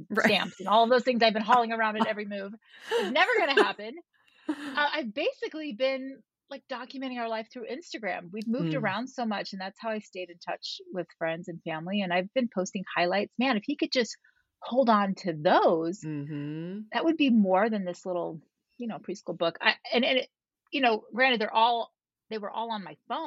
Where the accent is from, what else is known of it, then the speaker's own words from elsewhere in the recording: Florida, United States; now in Utah, United States; I grew up in Florida